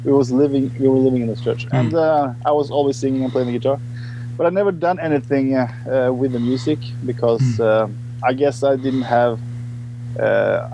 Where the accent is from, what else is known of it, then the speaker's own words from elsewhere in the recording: Norway; I'm from Norway